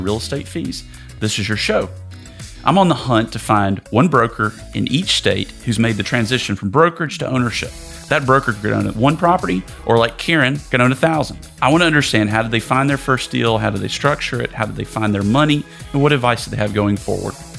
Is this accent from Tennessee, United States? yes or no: yes; Tennessee, United States; moved away; my home state of Tennessee